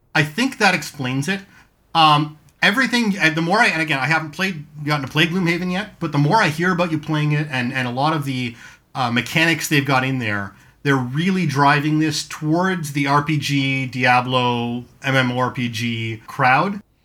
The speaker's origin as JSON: {"language": "English", "country": "Canada", "also_born_or_lived": "Hamilton", "said": "We're Canadian, eh?"}